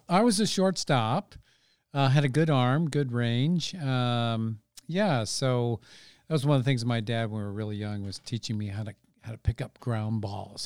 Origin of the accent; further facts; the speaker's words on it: Redwood City, California, United States; moved away as an adult; also born or lived in Dallas, Texas; now in Santa Rosa, United States; I grew up in Redwood City, which is about twenty-five minutes, twenty minutes or so south